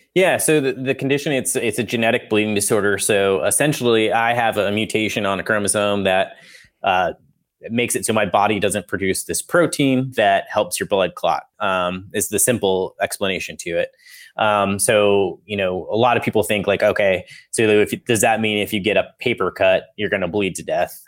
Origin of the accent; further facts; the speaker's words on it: Colorado, United States; moved away as an adult; also born or lived in Nebraska; now in Salem, Massachusetts, United States; I was born in Colorado, lived there my whole life.